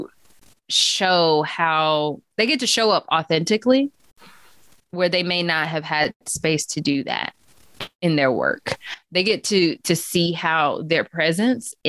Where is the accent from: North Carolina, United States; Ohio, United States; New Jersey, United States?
North Carolina, United States; Chapel Hill; growing up in Chapel Hill, it was a very affluent area